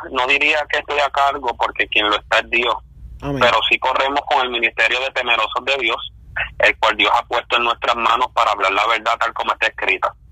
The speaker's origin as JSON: {"language": "Spanish", "region": "central Puerto Rico", "country": "Puerto Rico", "moved": "yes", "lives_now": "United States", "said": "somos de Puerto Rico, este, somos del centro del corazón de la isla, habituado Puerto Rico."}